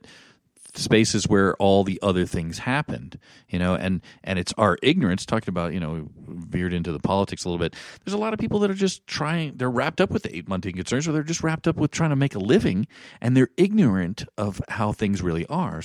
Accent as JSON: {"language": "English", "region": "Hawaii", "country": "United States", "tie": "born or raised there", "also_born_or_lived": "West Point, New York / East Coast", "moved": "yes", "lives_now": "Boulder, United States", "said": "I was born in West Point, New York. My dad was an economics teacher there after doing two tours in Vietnam, and he was a gentleman soldier. And then we moved, he got a job in the private sector and moved out to Hawaii. So I grew up there"}